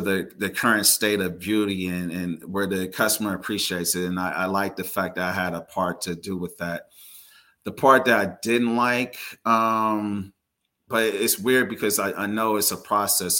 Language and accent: English; Carson, California, United States; I was born and raised in the Los Angeles area, um, primarily in Carson, California